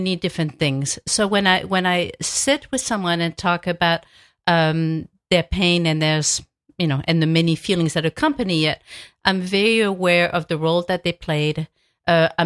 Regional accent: France; moved away; I grew up in a small town in France where people held wakes in their home

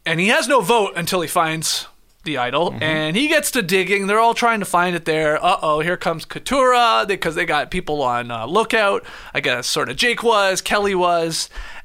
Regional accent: Canada

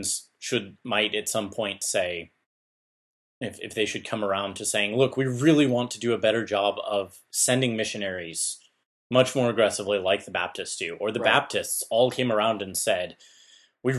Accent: United States; we Americans

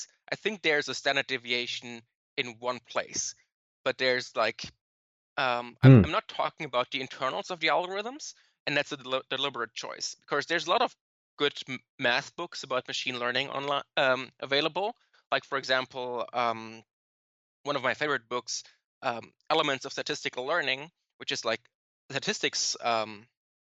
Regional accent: Germany; moved away as an adult; now in New York, United States; I'm from Germany. So I moved here like 5 years ago

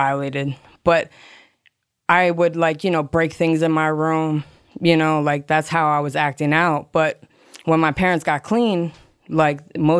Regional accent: Hollywood, Florida, United States; All right, well … from Hollywood, Florida.

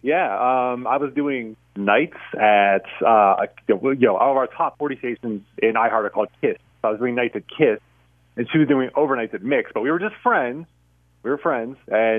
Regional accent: Youngstown, Ohio, United States; I'm from Youngstown, which is like an hour northwest of here. So I grew up, you know, listening to a lot of Pittsburgh radio as a little radio geek kid, and here I am.

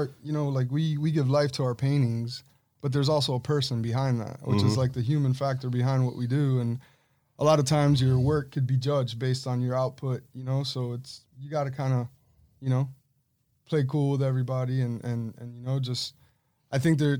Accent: Punta Gorda, Florida, United States; Like, growing up in Punta Gorda, it was just a different life.

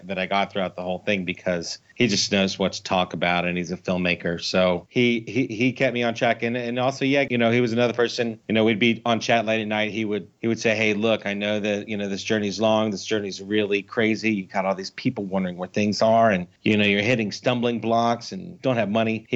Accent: United States; when we were growing up in the United States

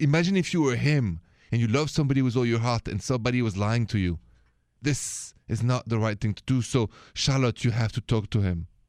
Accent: France; accent: thick French; English is a second language; moved away; my thick accent is French

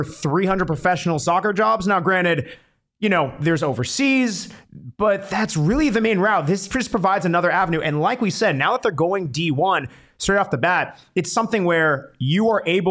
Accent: Oro Valley, Arizona, United States; growing up in Oro Valley

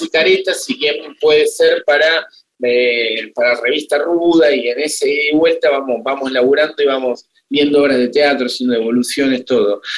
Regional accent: Tandil, Buenos Aires Province, Argentina; Yo vengo de Tandil

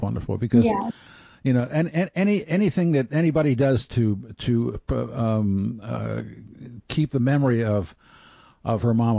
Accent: Baltimore, Maryland, United States; I'm from Baltimore

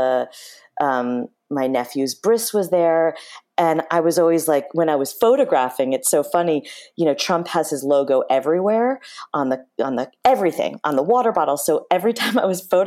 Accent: Chappaqua, New York, United States; we grew up in Chappaqua

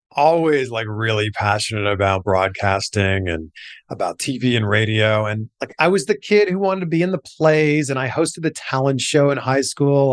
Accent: Pickering, Ontario, Canada; moved away as an adult; also born or lived in Waterloo, Ontario; I'm from Pickering, Ontario.

